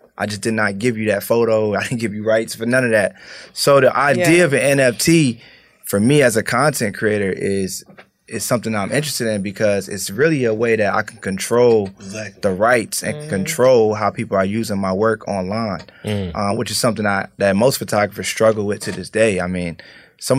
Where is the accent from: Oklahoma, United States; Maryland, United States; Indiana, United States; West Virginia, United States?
Maryland, United States; Prince George's County; moved away; also born or lived in Atlanta; I'm from Maryland originally, PG County.